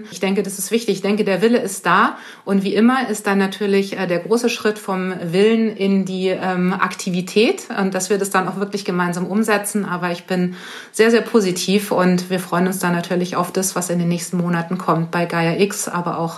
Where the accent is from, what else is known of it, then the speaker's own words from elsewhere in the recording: Germany; moved away as an adult; now in France; dass ich ja jetzt als Deutsche auch schon seit 20 äh, Jahren hier in Frankreich ähm, lebe